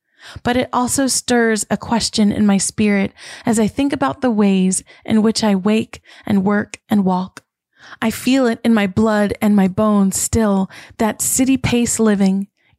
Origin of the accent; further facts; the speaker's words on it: United States; I grew up just miles outside of New York City, and I can tell you the fast-paced hustle and bustle that the world knows New York for is true.